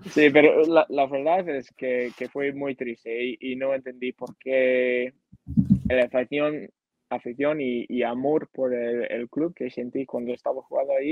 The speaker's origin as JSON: {"language": "Spanish", "country": "Canada", "second_language": "Spanish", "said": "Entonces yo fui con muchas ganas eh, de jugar profesional en mi país y, más que nada mostrar lo que aprendí jugando en España. Yo quería eh, enseñar a, a, mi familia, a mis amigos, a, mis compañeros, a, al fútbol canadiense lo que aprendí ahí."}